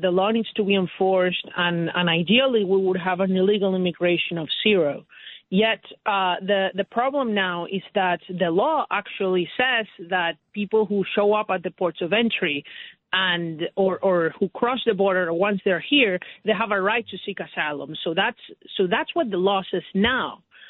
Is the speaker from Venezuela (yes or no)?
yes; Venezuela; now in New York City, United States; are actually from my home country of Venezuela.